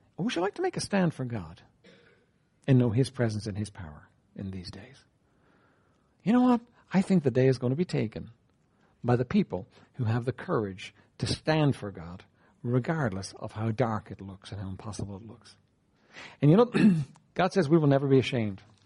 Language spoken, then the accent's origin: English; Ireland; I'm an Irish man.